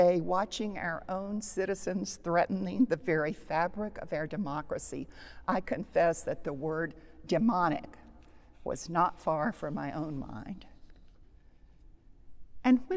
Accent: United States

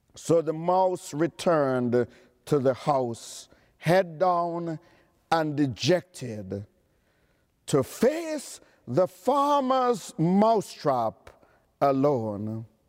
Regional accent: New York City, New York, United States; I'm from Queens County

